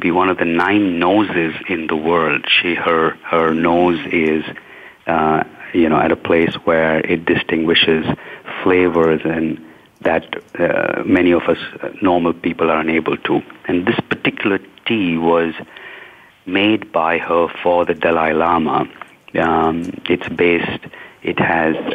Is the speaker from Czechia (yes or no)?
no; India; where I'm from India